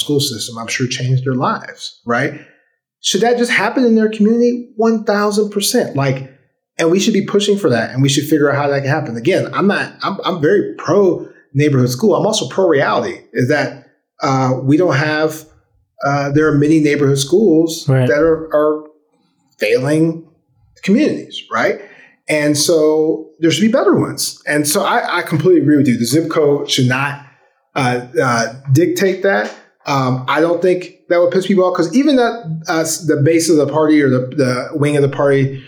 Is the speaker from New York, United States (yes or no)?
no; St. Louis, Missouri, United States; When I grew up in St. Louis in the 90s, in the 80s and 90s, St. Louis had busing